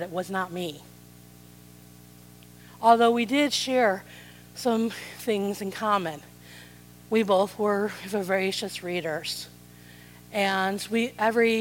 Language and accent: English; South Side suburbs of Chicago, Illinois, United States; I grew up in the South Side suburbs of Chicago